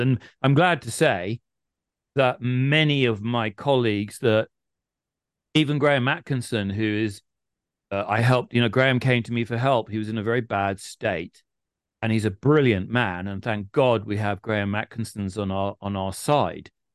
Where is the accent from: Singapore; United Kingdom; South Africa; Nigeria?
United Kingdom; England; we're English